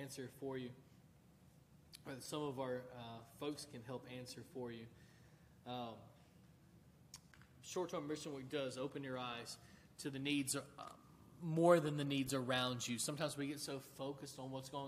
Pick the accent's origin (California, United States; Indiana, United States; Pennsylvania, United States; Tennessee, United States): Tennessee, United States; moved away; we'll be going to my hometown. They were hit by a massive flood about this time last year. Houses were knocked off their foundation. Obviously, it's in Tennessee.